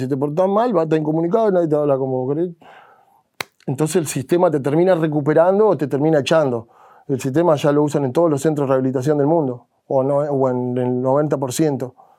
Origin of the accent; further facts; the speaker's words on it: Cutral Có, Neuquén, Argentina; en mi pueblo, en Cutralco